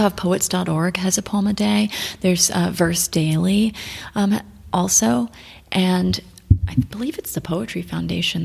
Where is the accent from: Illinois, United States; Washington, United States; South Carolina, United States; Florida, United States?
Florida, United States; moved away as an adult; now in Bucharest, Romania; growing up in Florida, you see space shuttles when they launch